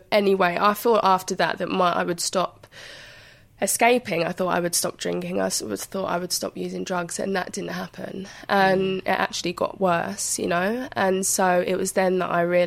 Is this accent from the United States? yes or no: no; London, United Kingdom; growing up in Hackney at the time that I did, it was quite a deprived area